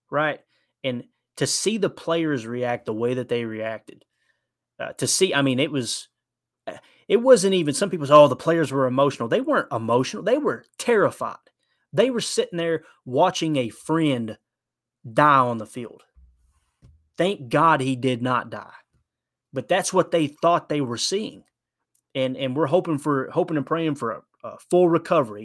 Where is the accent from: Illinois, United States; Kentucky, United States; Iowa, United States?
Kentucky, United States; I'm from Kentucky